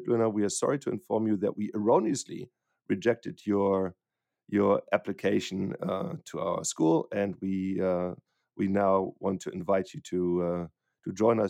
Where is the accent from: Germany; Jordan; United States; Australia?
Germany; western Germany; So I grew up near the Dutch border in the western part of Germany, and I always had an interest for livestock.